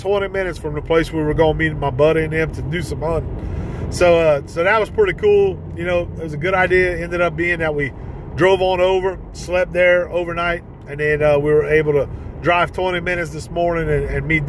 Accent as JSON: {"language": "English", "town": "Ville Platte", "region": "Louisiana", "country": "United States", "tie": "born or raised there", "said": "my hometown of Ville Platte"}